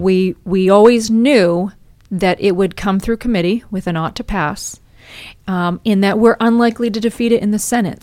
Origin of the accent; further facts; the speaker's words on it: Maine, United States; I was born and raised in Maine